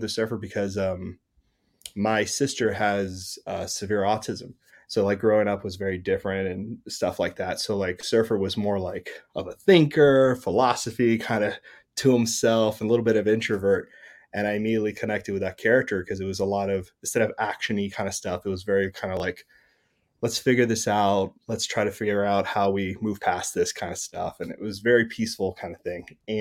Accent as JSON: {"language": "English", "town": "Miami", "region": "Florida", "country": "United States", "tie": "born or raised there", "moved": "yes", "lives_now": "North Carolina, United States", "said": "I'm from Miami, Florida"}